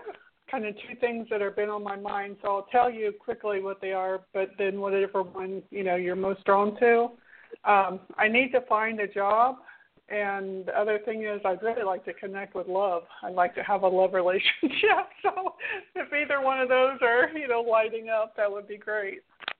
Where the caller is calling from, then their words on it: Florida, United States; Florida. I live out by Disney.